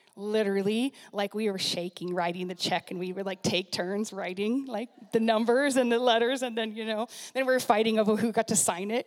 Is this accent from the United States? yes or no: yes; Puyallup, Washington, United States; moved away as an adult; also born or lived in San Diego, California / Bellevue, Washington; places I grew up and new people I know and like have heard of Puyallup, Washington